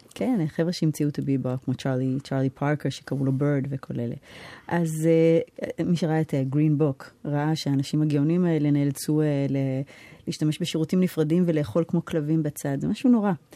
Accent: New York, United States; accent: American; now in Israel; אני לא גדלתי בארץ, גדלתי בארצות הברית

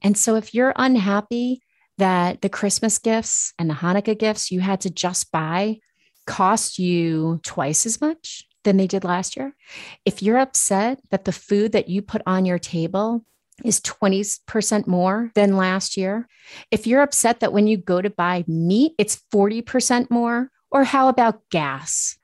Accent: Massachusetts, United States; I'm from Massachusetts

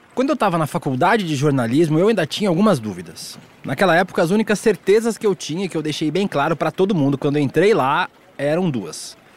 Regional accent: Balneário Camboriú, Santa Catarina, Brazil; Balneário Camboriú, onde eu cresci

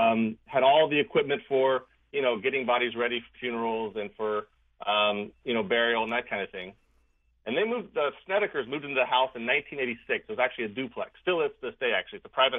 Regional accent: Maryland, United States; moved away as an adult; I'm from the Mid-Atlantic, from Maryland, but I moved up here in about 2008

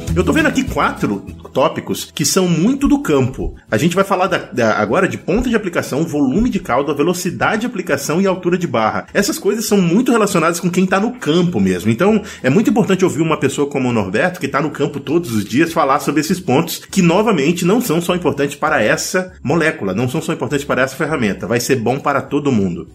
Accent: Pará, Brazil; eu sou lá do Pará.

